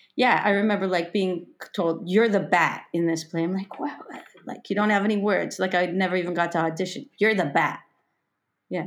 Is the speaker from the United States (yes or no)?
no; Toronto, Ontario, Canada; moved away as an adult; also born or lived in Berlin; I was born in Toronto in a suburb